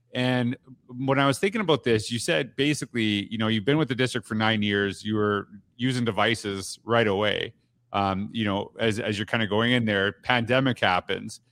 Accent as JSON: {"language": "English", "country": "Canada", "said": "I'm from Canada"}